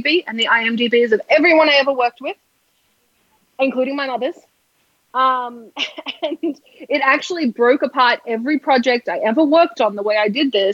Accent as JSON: {"language": "English", "country": "Australia", "moved": "yes", "lives_now": "United States", "said": "I'm from Australia. I can't even say R"}